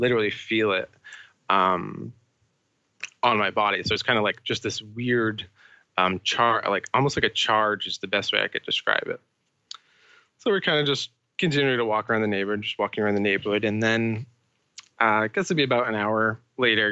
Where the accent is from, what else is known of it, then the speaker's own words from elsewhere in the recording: Bridgewater Triangle, Massachusetts, United States; I grew up in Massachusetts, the United States, in this very small area called, well, it's a part of an area called the Bridgewater Triangle